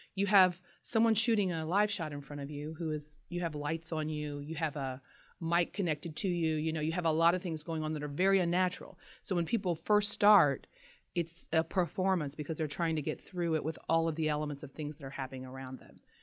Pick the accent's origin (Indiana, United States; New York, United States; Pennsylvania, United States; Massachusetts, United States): Indiana, United States; Southern; I'm from Southern Indiana